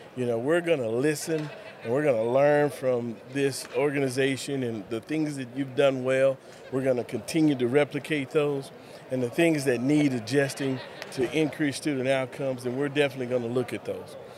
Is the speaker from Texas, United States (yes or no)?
yes; Lubbock, Texas, United States; also born or lived in Dallas Fort Worth area, Texas; now in Colorado City, United States; Grew up in Lubbock